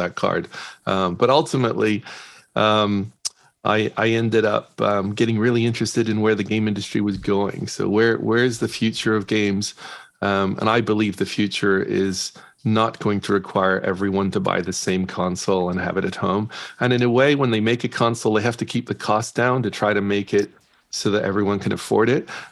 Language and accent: English; Northern Ireland, United Kingdom; I'm from Ireland, Northern Ireland